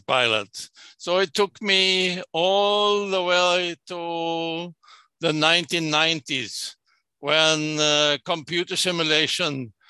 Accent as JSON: {"language": "English", "country": "Sweden", "tie": "born or raised there", "said": "I was born and raised in Sweden."}